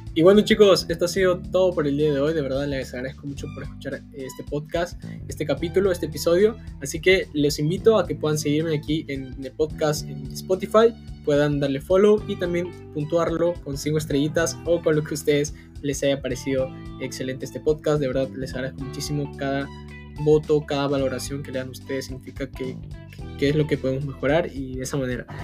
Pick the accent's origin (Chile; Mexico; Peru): Peru; soy de Perú